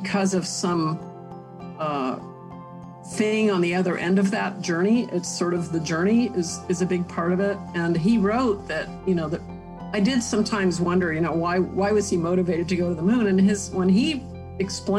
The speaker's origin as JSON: {"language": "English", "town": "Huntsville", "region": "Alabama", "country": "United States", "tie": "born or raised there", "said": "I was born in Huntsville"}